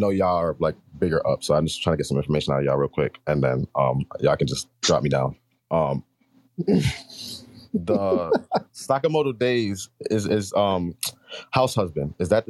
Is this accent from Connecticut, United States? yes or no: yes; Connecticut, United States; I come from Connecticut. 2 hours away from New York